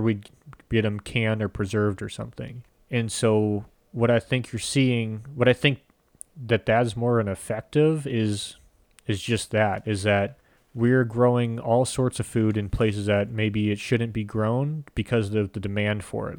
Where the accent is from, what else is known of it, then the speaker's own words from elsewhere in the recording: United States; as Americans, we're so used to getting every food where we want it now